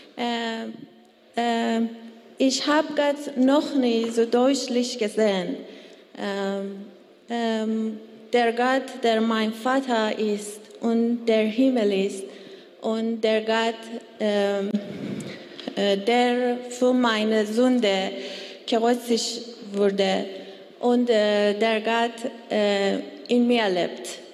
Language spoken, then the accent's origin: German; Iran; German is a second language; moved away; ich komme aus dem Iran und äh, mein Deutsch ist nicht gut